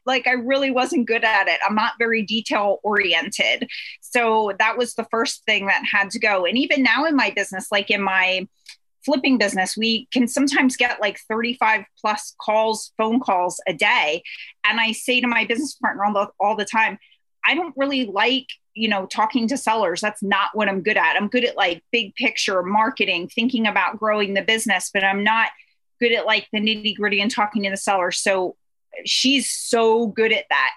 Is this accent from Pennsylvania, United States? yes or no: yes; Pennsylvania, United States; We are from Pennsylvania